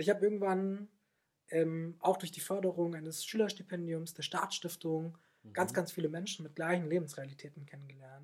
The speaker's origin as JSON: {"language": "German", "country": "Germany", "moved": "yes", "lives_now": "Swabia, Germany", "said": "ich bin ein äh, Rheinländer, der sich ins Schwabenland verlaufen hat"}